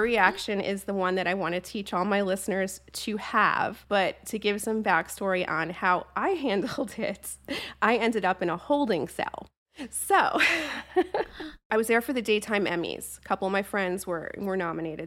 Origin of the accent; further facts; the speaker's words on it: New Jersey, United States; I'm from Jersey